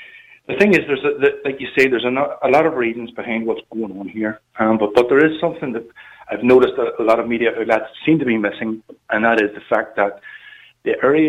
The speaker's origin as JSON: {"language": "English", "town": "Belfast", "region": "Northern Ireland", "country": "United Kingdom", "said": "I come from a nationalist area. I'm from Ardoyne, North Belfast, not far from Lanark, where the trouble kicked off last night."}